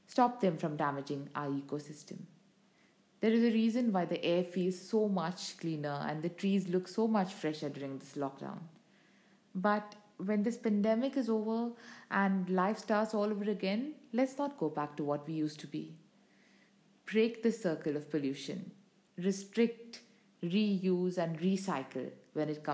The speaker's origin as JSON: {"language": "English", "country": "India", "said": "I, like so many other Indians"}